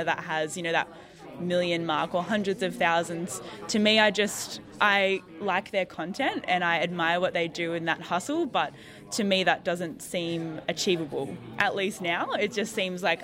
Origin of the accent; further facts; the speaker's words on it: Newcastle, New South Wales, Australia; moved away as an adult; now in Wollongong, Australia; I grew up around Newcastle, and I moved down to Wollongong for university